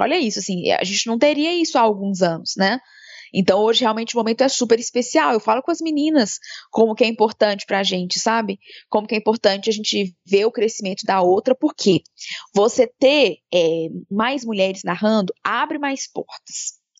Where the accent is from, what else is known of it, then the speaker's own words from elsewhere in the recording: interior of Minas Gerais, Brazil; also born or lived in Belo Horizonte, Brazil; now in São Paulo, Brazil; eu sou do interior de Minas. Quando eu mudei para BH foi super difícil para deixar minha mãe e as minhas irmãs para trás